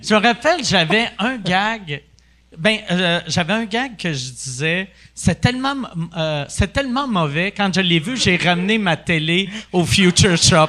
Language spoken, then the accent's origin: French; Quebec, Canada; first language English; French is a second language; fier d'être québécois